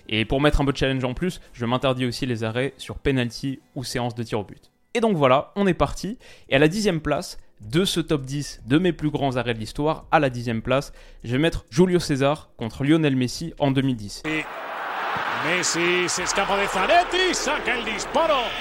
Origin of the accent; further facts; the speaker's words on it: Lyon, Auvergne-Rhône-Alpes, France; Moi, en tant que lyonnais, j'aimerais le mettre dans le top 10